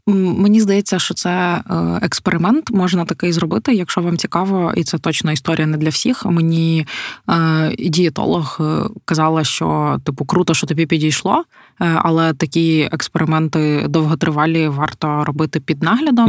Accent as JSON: {"language": "Ukrainian", "region": "Podillia", "country": "Ukraine", "said": "ми ж ми ж з Поділля"}